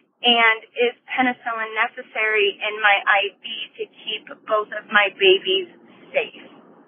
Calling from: Denver, Colorado, United States; I'm calling from Denver.

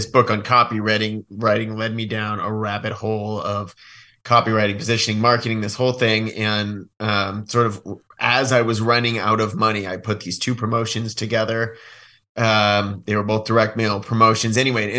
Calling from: Bend, Oregon, United States; Bend, Oregon.

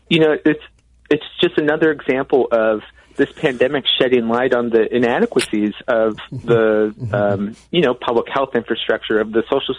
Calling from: Madison, Wisconsin, United States; I'm calling you from Madison, Wisconsin

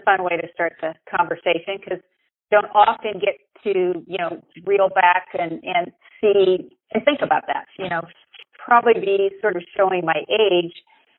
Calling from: Monterey, California, United States; I'm actually calling from the Monterey area in California.

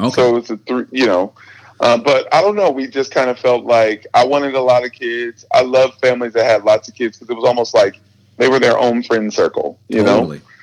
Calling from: Redmond, Washington, United States; So I'm I'm currently in um, Redmond, Washington. Um, I am sitting in my apartment alone.

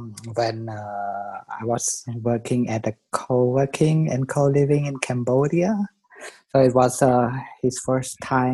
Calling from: Frankfurt, Hesse, Germany; I'm calling from Frankfurt, Germany.

